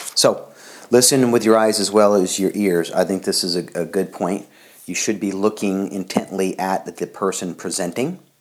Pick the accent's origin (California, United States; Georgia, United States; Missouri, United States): Missouri, United States; I'm from Missouri, the show me state